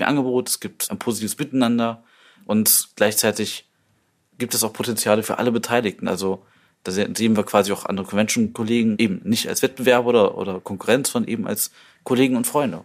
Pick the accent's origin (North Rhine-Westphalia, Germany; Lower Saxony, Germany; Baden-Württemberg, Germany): North Rhine-Westphalia, Germany; Düsseldorf; als Düsseldorfer